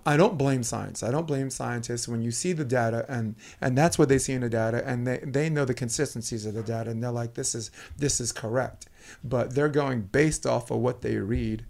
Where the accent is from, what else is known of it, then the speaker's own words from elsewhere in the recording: New York City, New York, United States; also born or lived in Harlem; I grew up in Brooklyn, New York